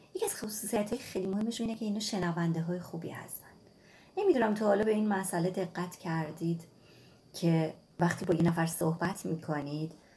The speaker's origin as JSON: {"language": "Persian", "country": "Iran", "tie": "born or raised there", "said": "من توی نقطه کبیری توی ایران به دنیا اومدم"}